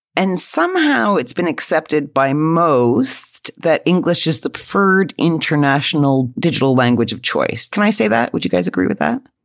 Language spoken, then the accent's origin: English; Quebec, Canada; accent: Canadian; moved away as an adult; now in United Kingdom